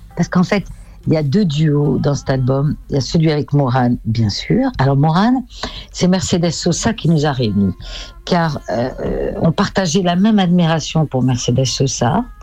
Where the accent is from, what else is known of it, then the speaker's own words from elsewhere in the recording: France; je suis française